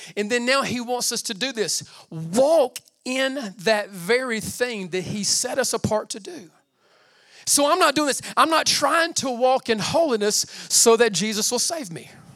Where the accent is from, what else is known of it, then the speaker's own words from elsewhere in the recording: United States; I'm American as they come.